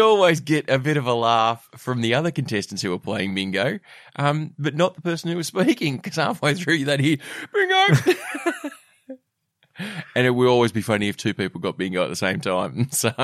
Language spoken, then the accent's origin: English; Australia